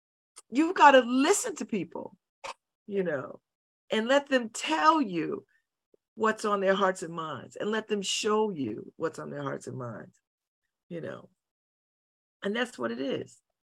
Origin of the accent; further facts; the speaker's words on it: New Haven, Connecticut, United States; We're all from somewhere else, except me, I'm from New Haven, but.